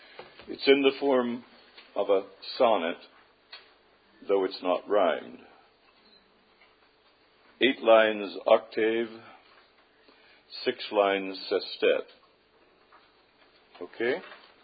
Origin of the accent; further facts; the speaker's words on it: Osage Indian Reservation, Oklahoma, United States; I grew up in Oklahoma on the Osage Indian Reservation. My blood father was French and Indian.